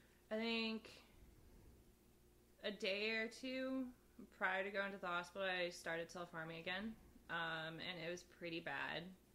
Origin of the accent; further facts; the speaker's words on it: Houston, Texas, United States; also born or lived in California; I am from California. I moved to Texas when I was 9 years old, more specifically Houston.